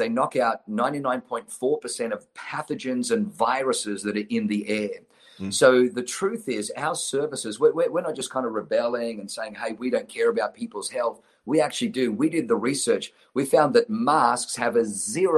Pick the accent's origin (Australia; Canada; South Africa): Australia; also born or lived in Germany / New Zealand; now in United States; I was born in Germany, grew up in Australia, lived in New Zealand, and then moved to the United States of America